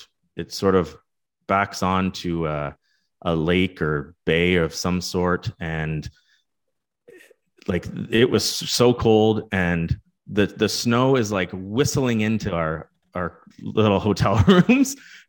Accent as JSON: {"language": "English", "country": "Canada", "said": "as a Canadian, there's no other Canadian sport or team essentially that you view into more than this group of, you know, 18, 19 year old kids who are competing for Canada."}